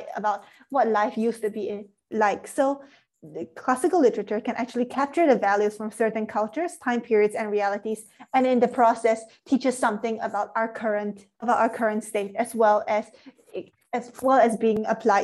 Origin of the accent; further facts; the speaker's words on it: Singapore; I'm from Singapore